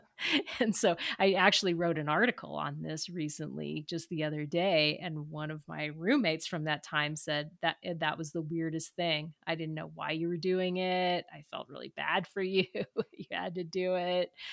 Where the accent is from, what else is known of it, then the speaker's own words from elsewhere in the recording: Southern California, United States; I'm from Southern California